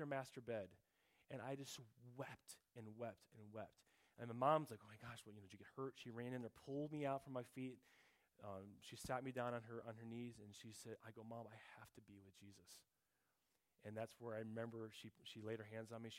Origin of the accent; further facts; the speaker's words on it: Mundelein, Illinois, United States; also born or lived in Little Rock, Arkansas; At age 7, when we moved from Little Rock, Arkansas, up to Mundelein, Illinois